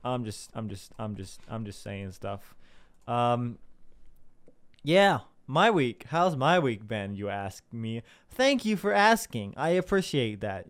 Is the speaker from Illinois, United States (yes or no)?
yes; Southern Illinois, United States; I'm from Southern Illinois, which isn't, like, super, super South, Southern